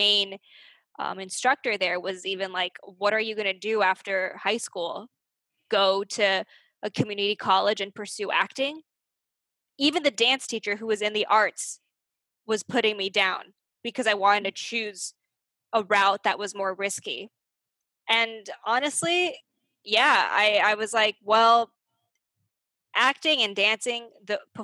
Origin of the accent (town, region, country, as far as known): Arcadia, California, United States; born or raised there; moved away